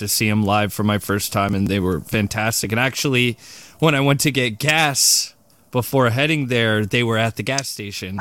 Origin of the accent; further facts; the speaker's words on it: Australia; I was born in Australia